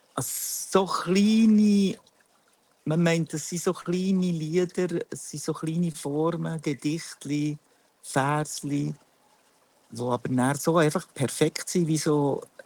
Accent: Münchenbuchsee, Bern, Switzerland; Ich bin aus, äh, eigentlich aus Bern, nicht einmal genau, ich bin aus Münchenbuchsee

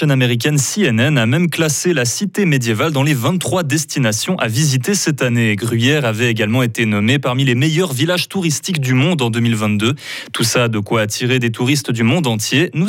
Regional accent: Beirut, Beirut Governorate, Lebanon; je suis de Beyrouth

